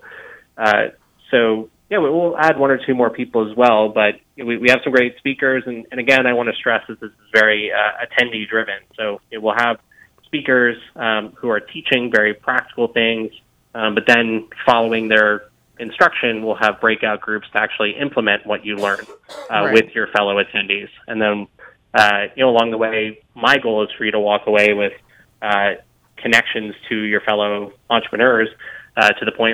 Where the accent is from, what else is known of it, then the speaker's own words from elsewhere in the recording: South Florida, United States; I grew up in South Florida